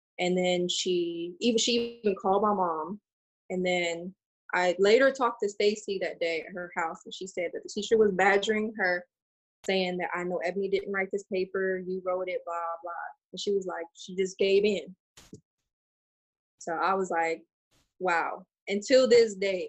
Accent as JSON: {"language": "English", "region": "Missouri", "country": "United States", "tie": "born or raised there", "said": "I grew up in Missouri where it's predominantly white"}